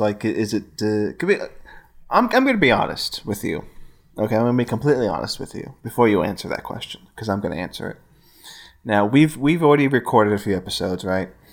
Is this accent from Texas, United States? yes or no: yes; Gulf Coast, Texas, United States; moved away as an adult; now in Austin, United States; my hometown and the Gulf Coast